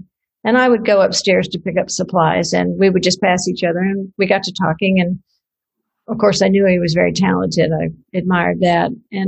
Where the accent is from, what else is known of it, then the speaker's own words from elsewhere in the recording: Houston, Texas, United States; Houston, Texas. Well, my family is Houston, Austin. So my folks met at the University of Texas at Austin.